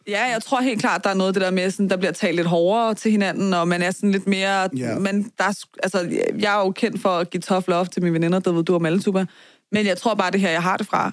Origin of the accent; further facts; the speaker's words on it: Vestegnen, Capital Region of Denmark, Denmark; det er jo det postnummer, jeg er vokset op i.